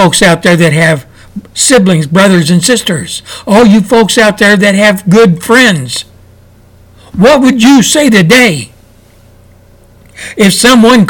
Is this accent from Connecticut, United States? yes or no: no; Texas, United States; in Texas, my home state